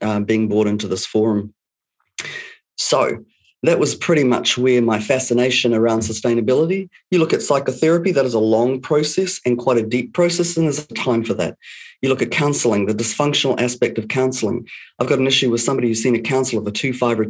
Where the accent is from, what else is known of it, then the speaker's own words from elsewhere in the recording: New Zealand; also born or lived in Canada; I was brought up in New Zealand, one of the most amazing places on the planet